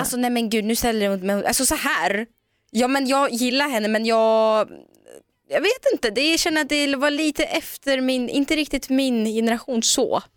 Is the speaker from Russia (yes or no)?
yes; Omsk, Omsk Oblast, Russia; now in Sweden; jag är ju född och uppvuxen i Sibirien, ja. i Omsk, en stad där. Och jag flyttade ju till Sverige för 15 år sedan